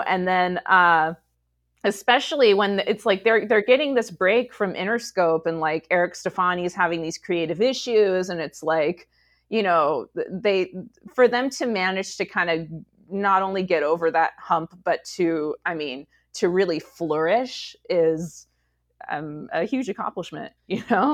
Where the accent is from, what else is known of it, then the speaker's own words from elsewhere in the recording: Rancho Cucamonga, California, United States; I grew up in Rancho Cucamonga